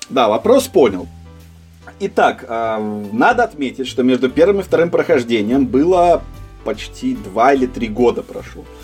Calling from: England, United Kingdom; А я вещаю сейчас из Англии, у меня как раз день, я бы сказал, самый разгар.

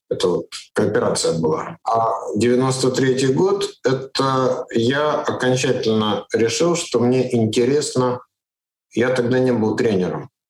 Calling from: Riga, Latvia; Нет, я же вообще живу в Латвии постоянно. Сейчас вот я из Риги разговариваю из своего дома.

